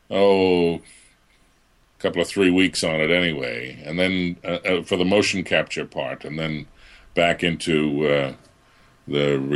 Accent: Boston, Massachusetts, United States; accent: Boston; I I grew up in the Boston area, so I I did have a bit of a Boston accent that I had to lose as I got into the voice world.

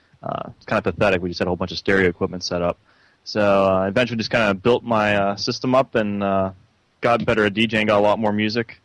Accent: Delmont, Pennsylvania, United States; Okay, well, I am from the Delmont area of Pennsylvania. It's closer to Greensburg.

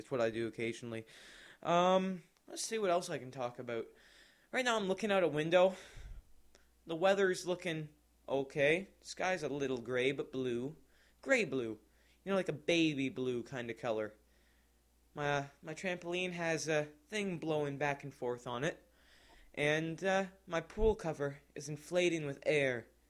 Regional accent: Canada; I'm from Canada

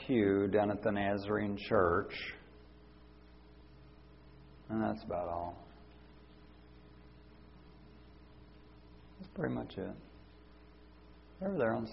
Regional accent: Belknap, Arkansas, United States; my hometown down in Belknap, Arkansas.

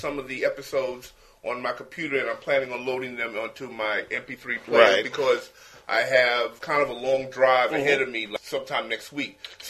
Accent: New York City, New York, United States; also born or lived in Kentucky; I was born in Brooklyn, and I grew up on Tompkins Avenue between Merlin Park, and I basically lived in Brooklyn most of my life, except for certain times when I lived in Kentucky and when I lived upstate. But right now, where I live at, I live in downtown Brooklyn area on Cumberland between Atlantic and Fulton Street.

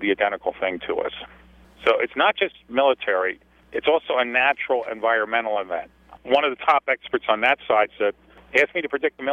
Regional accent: Black Mountain, North Carolina, United States; I'm sitting looking out at the town right now, Black Mountain, North Carolina.

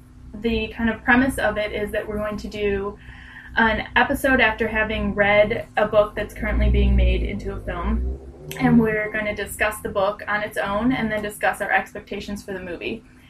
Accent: Michigan, United States; moved away as an adult; now in London, United Kingdom; I'm from Michigan as well.

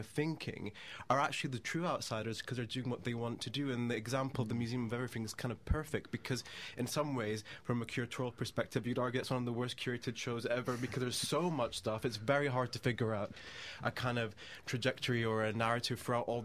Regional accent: United Kingdom; growing up in Britain

